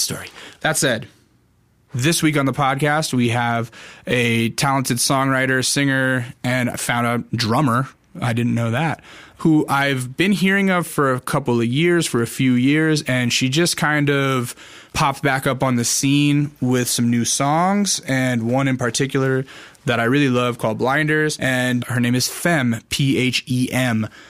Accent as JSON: {"language": "English", "region": "Alaska", "country": "United States", "tie": "born or raised there", "moved": "yes", "lives_now": "Los Angeles, United States", "said": "I grew up in Alaska"}